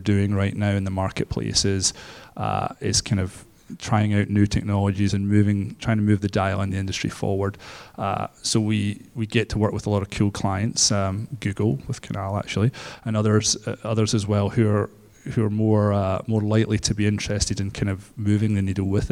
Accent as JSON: {"language": "English", "region": "Scotland", "country": "United Kingdom", "accent": "Scottish", "moved": "as an adult", "lives_now": "San Francisco, United States", "said": "My accent's Scottish"}